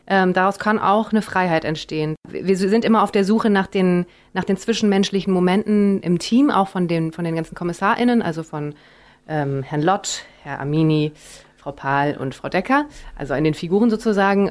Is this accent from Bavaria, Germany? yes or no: no; Bonn, North Rhine-Westphalia, Germany; moved away; Ich bin quasi aufgewachsen in Bonn, als es noch gerade Hauptstadt war.